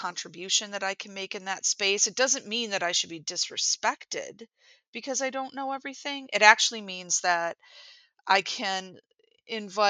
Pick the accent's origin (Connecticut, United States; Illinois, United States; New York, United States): New York, United States; Buffalo; I am from Buffalo, New York, where I am an instructional designer